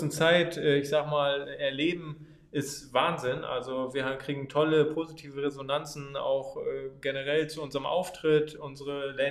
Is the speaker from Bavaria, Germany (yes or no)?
no; Oldenburg, Lower Saxony, Germany; born there; äh, bin 24 Jahre alt, bin gebürtiger Oldenburger